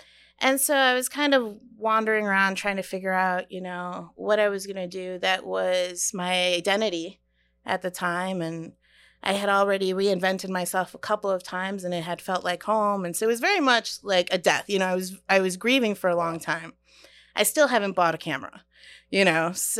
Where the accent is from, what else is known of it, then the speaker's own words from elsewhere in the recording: Chicago, Illinois, United States; also born or lived in San Salvador, El Salvador; I was born in El Salvador, in San Salvador, and we immigrated during the Civil War to Chicago when I was two.